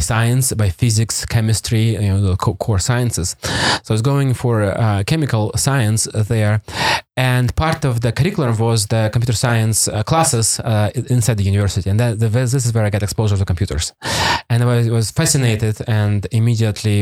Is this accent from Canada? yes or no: no; Primorsky Krai, Russia; English is a second language; moved away; also born or lived in Vladivostok, Russia; I grew up in Soviet Union.